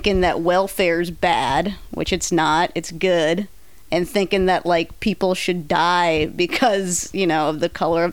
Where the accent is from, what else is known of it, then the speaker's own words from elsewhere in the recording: Central California, United States; moved away; I'm from Central California